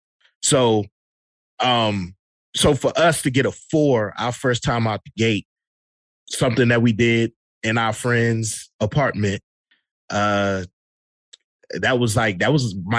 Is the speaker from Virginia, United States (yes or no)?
yes; Virginia, United States; moved away; I'm originally from Virginia, and it's, you know, technically it's the South